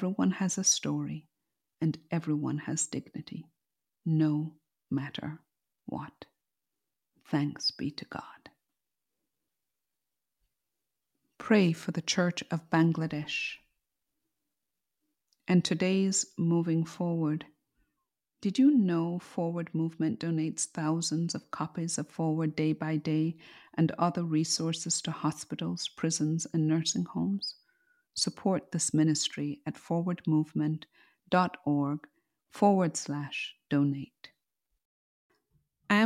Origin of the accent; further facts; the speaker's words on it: Jamaica; When I was growing up in Jamaica